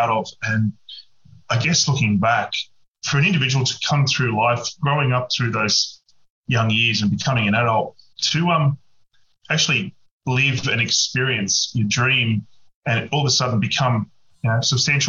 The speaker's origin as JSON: {"language": "English", "town": "Penrith", "region": "New South Wales", "country": "Australia", "tie": "born or raised there", "said": "I grew up in Western Sydney at Penrith"}